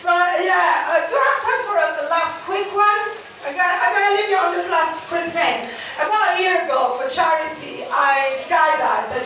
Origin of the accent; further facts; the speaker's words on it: Italy; accent: Italian; English is a second language; moved away; I'm also Italian.